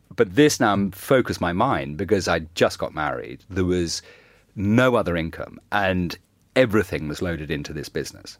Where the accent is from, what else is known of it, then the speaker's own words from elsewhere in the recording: Ireland; I grew up in Ireland